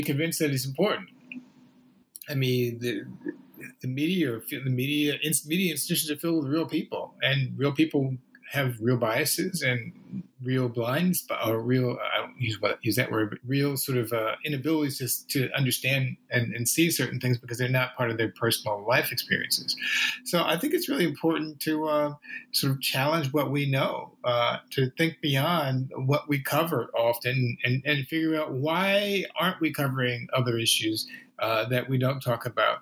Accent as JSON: {"language": "English", "town": "St. Louis", "region": "Missouri", "country": "United States", "tie": "born or raised there", "also_born_or_lived": "Clearwater, Florida", "moved": "yes", "said": "I grew up in St. Louis, Missouri, and then in Clearwater, Florida"}